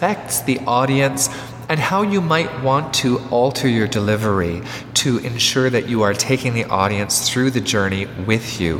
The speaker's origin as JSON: {"language": "English", "town": "Montreal", "region": "Quebec", "country": "Canada", "tie": "born or raised there", "said": "I was brought up in the West Island of Montreal"}